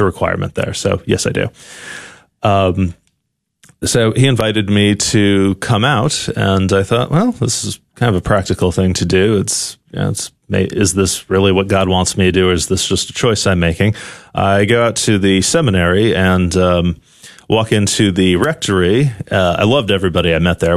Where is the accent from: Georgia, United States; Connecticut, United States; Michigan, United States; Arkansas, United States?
Connecticut, United States; New Haven; moved away as an adult; also born or lived in Texas; now in France; I grew up in, uh, New Haven, Connecticut